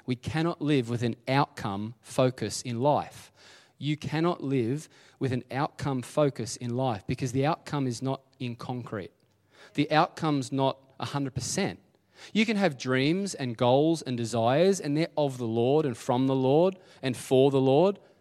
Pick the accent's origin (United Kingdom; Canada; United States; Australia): Australia; Dingley Village, Victoria; I'm just a kid from Dingley